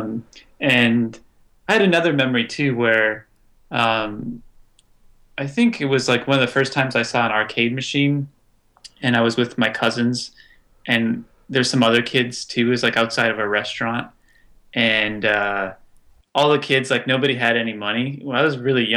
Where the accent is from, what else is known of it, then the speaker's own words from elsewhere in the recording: United States; moved away as an adult; also born or lived in Boston; now in Seoul, South Korea; I'm American, but now I live in Seoul, South Korea